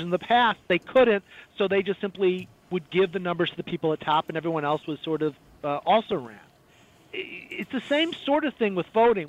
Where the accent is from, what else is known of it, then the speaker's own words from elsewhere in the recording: Chicago, Illinois, United States; now in Florida, United States; I grew up in the Midwest. I grew up in the Chicago area